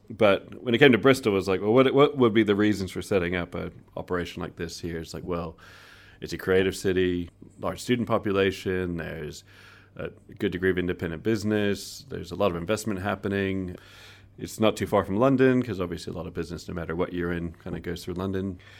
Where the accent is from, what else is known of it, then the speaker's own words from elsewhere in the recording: Guatemala; born there; I was born in Guatemala, but my father's Chilean, oh. and then my mum was from US.